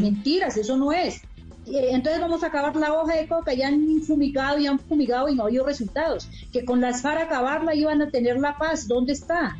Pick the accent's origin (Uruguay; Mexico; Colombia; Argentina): Colombia; mountains of Cauca; moved away as an adult; now in Bogotá, Colombia; yo vengo de las montañas del Cauca a la ciudad de la capital, a Bogotá, a estudiar